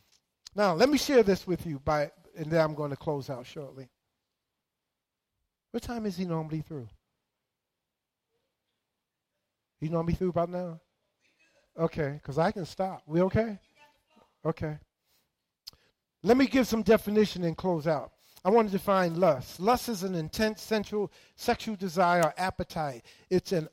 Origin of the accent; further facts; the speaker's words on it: New York City, New York, United States; I grew up in Harlem, New York